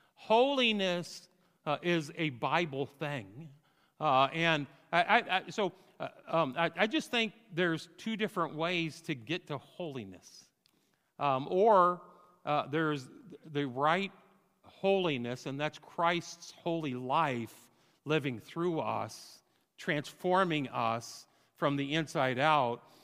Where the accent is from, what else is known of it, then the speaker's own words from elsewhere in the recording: Fort Madison, Iowa, United States; moved away as an adult; also born or lived in California; now in Rosedale, United States; came back to Fort Madison, Iowa